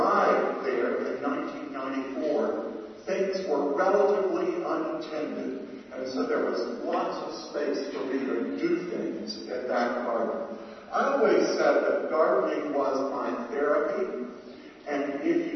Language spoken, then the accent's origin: English; Atlanta, Georgia, United States; moved away; having grown up in the South